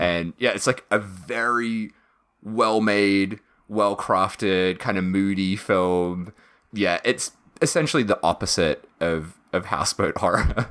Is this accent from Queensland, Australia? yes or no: no; Victoria, Australia; Matt and I being like from Victoria as well